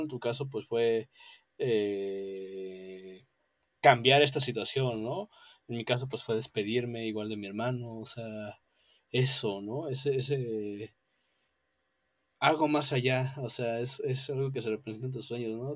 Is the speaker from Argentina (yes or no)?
no; Mexico; aquí en México